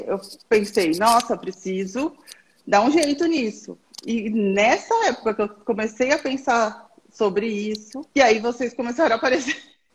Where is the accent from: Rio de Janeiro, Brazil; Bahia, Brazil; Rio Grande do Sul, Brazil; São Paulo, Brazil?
São Paulo, Brazil; eu sou aqui de São Paulo